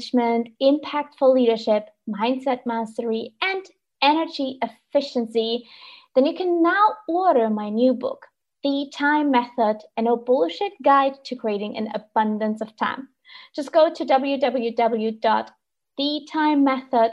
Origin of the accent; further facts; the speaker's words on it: Germany; I'm from Germany